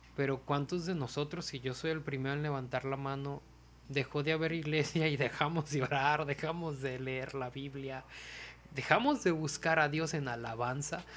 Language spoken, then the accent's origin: Spanish; Mazatlán, Sinaloa, Mexico; moved away; me vine a Mazatlán acá a estar con mis papás un tiempo